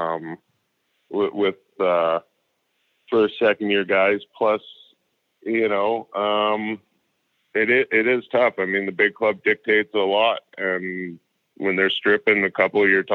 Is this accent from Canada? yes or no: yes; North Vancouver, British Columbia, Canada; I got traded to my hometown. Because at that time, my family was living in North Vancouver